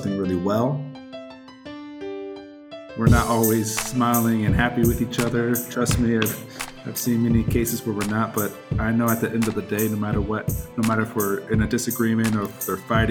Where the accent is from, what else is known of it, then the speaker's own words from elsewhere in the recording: Turlock, California, United States; moved away as an adult; now in Salem, United States; I'm originally from Turlock, California